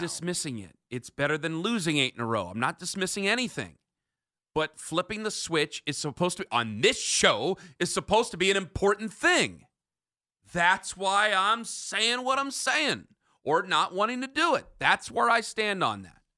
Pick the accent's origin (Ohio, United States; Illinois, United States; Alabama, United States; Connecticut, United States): Ohio, United States; Canton; I grew up in Canton